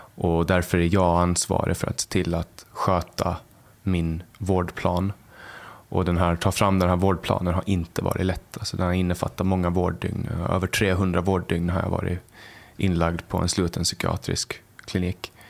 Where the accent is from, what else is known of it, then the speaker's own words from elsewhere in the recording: Mariehamn, Åland, Åland Islands; där jag kommer ifrån, exakt. Ja. Eh, där jag, i Mariehamn och Övernäs